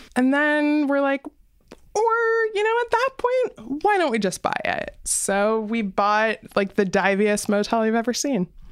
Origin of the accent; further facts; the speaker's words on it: Windsor, Ontario, Canada; I grew up in Windsor